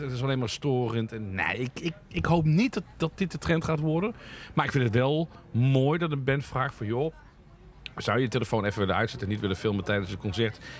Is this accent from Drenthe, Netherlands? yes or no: no; Limburg, Netherlands; Ik ben een klein Limburgs dorpje opgegroeid.